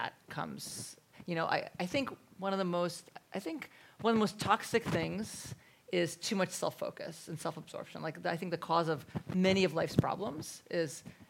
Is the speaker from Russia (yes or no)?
yes; Russia; moved away; I was born in Russia, where people talk